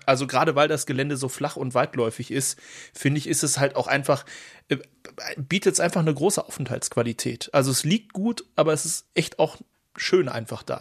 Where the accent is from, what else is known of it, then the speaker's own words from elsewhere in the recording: Dortmund, North Rhine-Westphalia, Germany; als Dortmunder